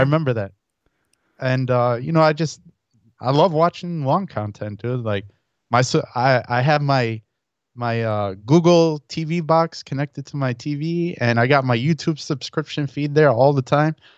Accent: Chicago, Illinois, United States; also born or lived in Elmhurst, Illinois / Saint Charles, Illinois; now in Naperville, United States; I was born and raised in the city of Chicago in the near West Side, and then, uh, towards, uh, like, uh, grade school time, I moved to Elmhurst, uh, which is a suburb of Chicago.

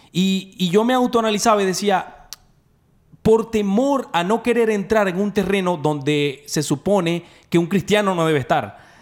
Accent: Venezuela; now in Dallas, United States; Nosotros somos de Venezuela

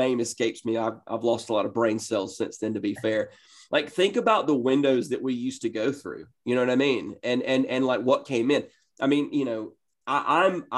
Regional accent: Northeast Georgia, United States; I grew up in Northeast Georgia

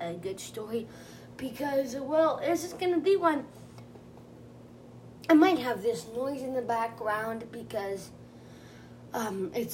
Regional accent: California, United States; I was born in California

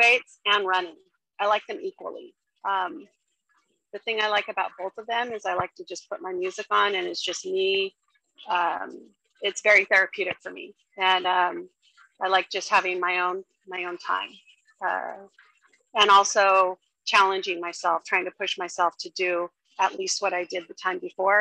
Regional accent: Sacramento, California, United States; I'm from Sacramento, California.

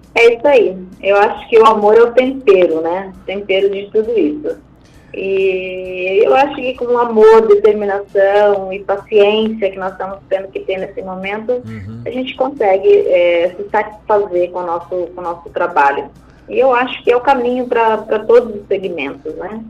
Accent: Brazil; nós, como, como brasileiros, como empresários

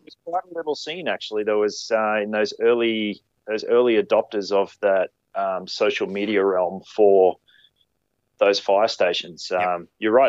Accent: Queensland, Australia; moved away as an adult; now in New South Wales, Australia; I grew up in Queensland

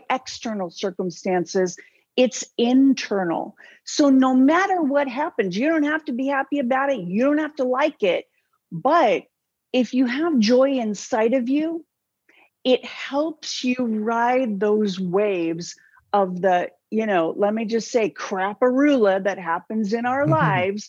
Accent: Southern California, United States; I came from Southern California, close enough to Hollyweird, you know, far enough away I didn't claim it. But, you know, I watched that stuff my whole life

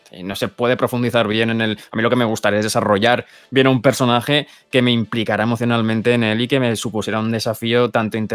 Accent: Catalonia, Spain; now in Madrid, Spain; Soy catalán, tú.

